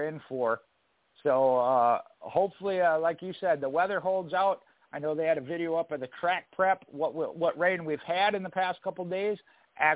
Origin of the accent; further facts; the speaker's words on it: Minnesota, United States; I grew up in Minnesota